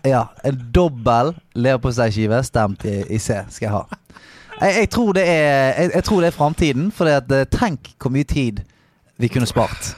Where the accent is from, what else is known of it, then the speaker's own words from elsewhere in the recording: Bergen, Vestland, Norway; jeg er fra Salhus